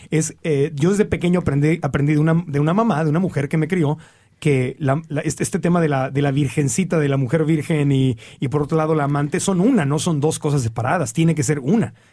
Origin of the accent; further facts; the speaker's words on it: Mexico; yo te hablo de México porque es mi cultura